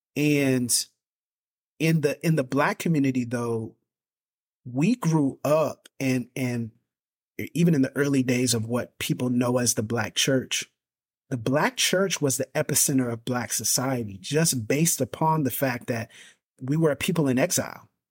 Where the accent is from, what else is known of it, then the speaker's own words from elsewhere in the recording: Pensacola, Florida, United States; I was born and raised in Pensacola, Florida